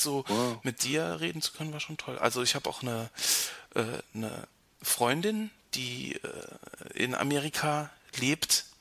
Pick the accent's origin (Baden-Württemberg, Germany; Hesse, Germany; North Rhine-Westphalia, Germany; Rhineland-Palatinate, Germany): Rhineland-Palatinate, Germany; near Ramstein; Rammstein ist nicht so weit weg von, äh, von meinem Heimatort